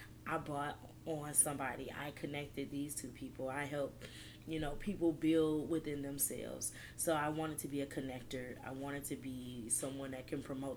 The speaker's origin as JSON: {"language": "English", "town": "Detroit", "region": "Michigan", "country": "United States", "moved": "as an adult", "lives_now": "San Antonio, United States", "said": "I'm a transplant from Detroit. I've been living in this city for about 7 years now."}